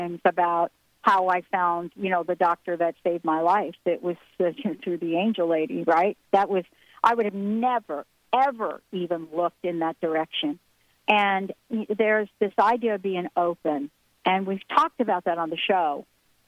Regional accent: New York City, New York, United States; growing up in the Bronx

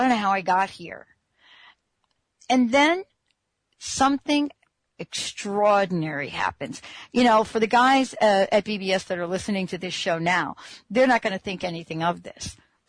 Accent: Missouri, United States; I'm like, what's that state where you're from? I'm from Missouri.

